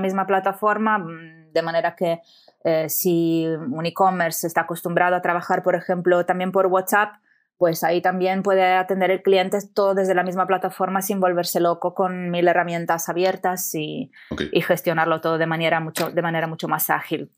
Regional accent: Italy; Spanish is a second language; moved away as an adult; also born or lived in Amsterdam / Barcelona; soy italiana, son creo que ya más de 10 años que no vivo en Italia

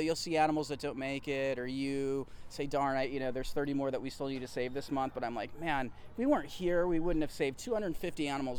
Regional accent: Arkansas, United States; also born or lived in Georgia; I was an Army kid, so I grew up literally moving every year, and I lived in horrifically bad places. Like, I grew up in Arkansas, in Georgia, and my mom was in San Diego, so I had this huge culture shock.

